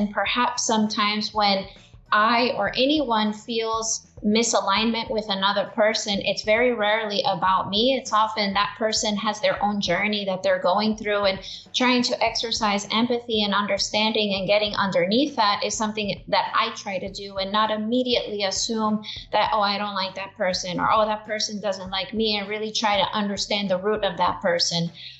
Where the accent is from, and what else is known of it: Brownsville, Texas, United States; born or raised there